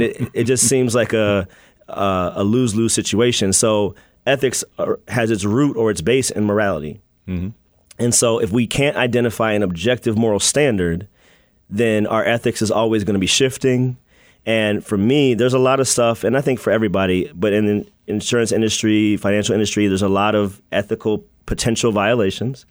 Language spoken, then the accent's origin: English; United States; moved away as an adult; also born or lived in Washington, D.C. / Maryland / Virginia; now in Chicago, United States; I was born in D.C. and then I grew up in Maryland and Virginia.